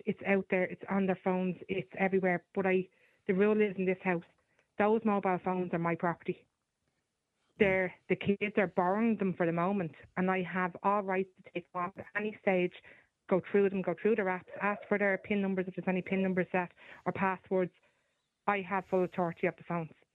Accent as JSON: {"language": "English", "town": "Dublin", "region": "Leinster", "country": "Ireland", "tie": "born or raised there", "said": "I grew up in Dublin and I, I don't live in Dublin anymore"}